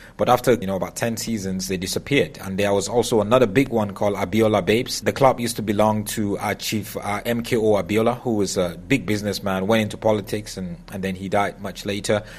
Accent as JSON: {"language": "English", "country": "Nigeria", "tie": "born or raised there", "said": "growing up in Nigeria"}